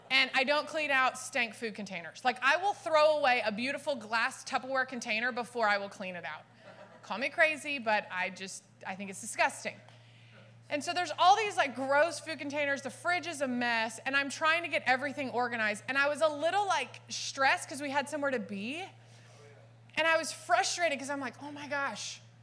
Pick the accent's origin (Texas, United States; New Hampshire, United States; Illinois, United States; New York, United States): Texas, United States; Dallas; now in California, United States; I was born and raised in Dallas